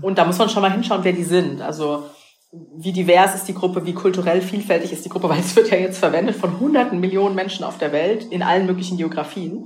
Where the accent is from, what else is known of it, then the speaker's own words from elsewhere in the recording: Rhineland-Palatinate, Germany; bin ja aus der Pfalz gebürtig